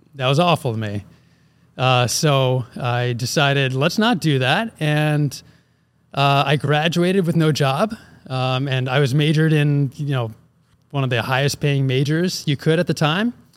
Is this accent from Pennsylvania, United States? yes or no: yes; Philadelphia, Pennsylvania, United States; moved away; also born or lived in Wisconsin; I'm originally from Philly